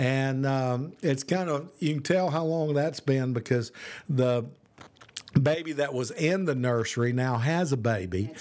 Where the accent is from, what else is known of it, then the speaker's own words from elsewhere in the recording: Birmingham, Alabama, United States; also born or lived in Oklahoma; now in Tennessee, United States; I'm from Birmingham